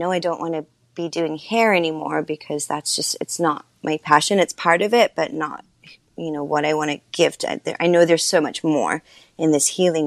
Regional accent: Sydney, New South Wales, Australia; moved away as an adult; now in United States; I'm from Sydney, Australia, as you mentioned. And, when I moved to the States

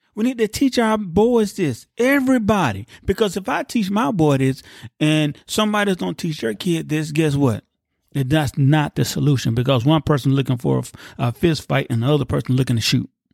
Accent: United States

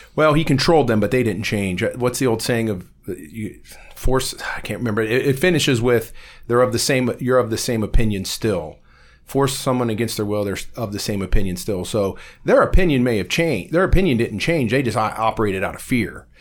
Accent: Warren, Ohio, United States; growing up in Warren on the West Side

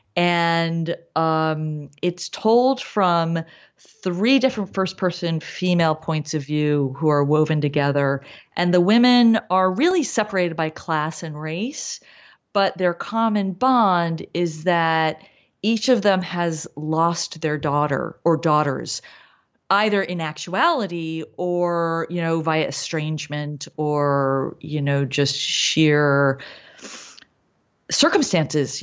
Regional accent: East Coast, United States; moved away as an adult; now in Los Angeles, United States; I came here in my twenties. I mean, not late, but I came here as an adult. Um, I grew up on the East Coast.

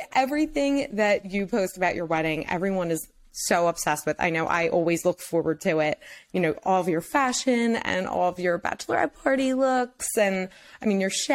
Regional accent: Philadelphia, Pennsylvania, United States; I'm from Philly.

